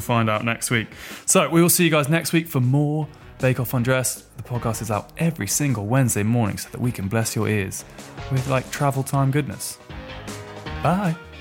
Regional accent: Norfolk, East of England, United Kingdom; I'm from Norfolk

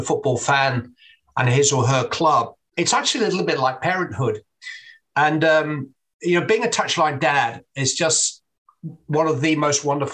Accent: England, United Kingdom; I'm an Englishman

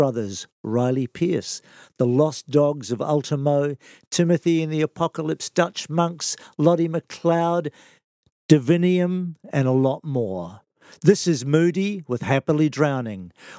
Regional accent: Sydney, New South Wales, Australia; New South Wales, Sydney, my hometown

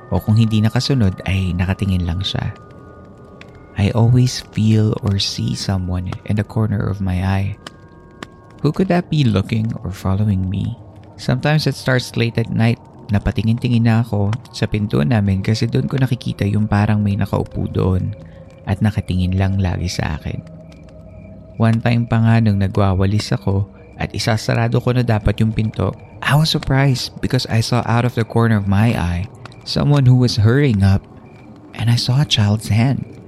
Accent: Philippines; also born or lived in Oakland/Hayward area, California; now in Oakland area, United States; Bilang Filipino na nakatira sa ibang lugar

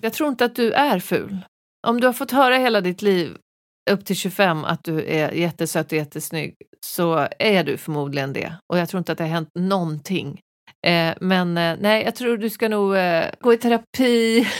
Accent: Västerås, Västmanland, Sweden; jag är ju från Veås

